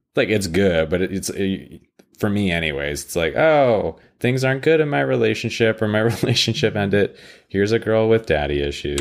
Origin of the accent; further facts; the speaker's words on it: Canada; I'm Canadian